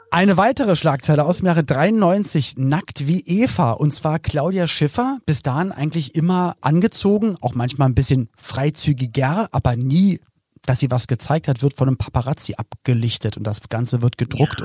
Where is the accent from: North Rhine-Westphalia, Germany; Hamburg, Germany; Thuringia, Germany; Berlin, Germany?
Berlin, Germany; moved away as an adult; also born or lived in Cologne; ich bin halt in Berlin geboren worden